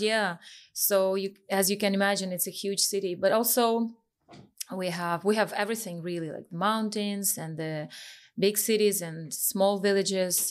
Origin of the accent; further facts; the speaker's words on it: Vinnytsia, Vinnytsia Oblast, Ukraine; I'm from Vinica, which is, uh, central Ukraine.